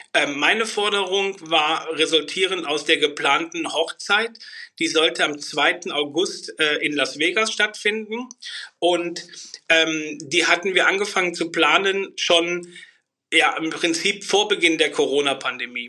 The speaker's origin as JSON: {"language": "German", "town": "Bornheim", "country": "Germany", "said": "komme aus Bornheim"}